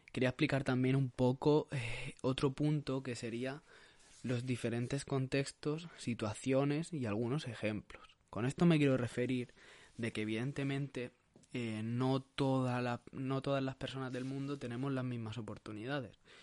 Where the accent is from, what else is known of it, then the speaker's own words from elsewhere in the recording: Sabadell, Catalonia, Spain; soy un chico de Barcelona, de Sabadell